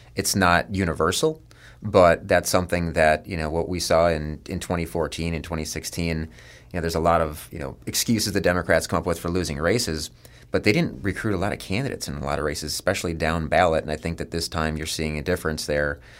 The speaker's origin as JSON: {"language": "English", "town": "Dallas", "region": "Texas", "country": "United States", "tie": "born or raised there", "moved": "yes", "said": "I grew up in West Dallas and around a lot of blue-collar guys."}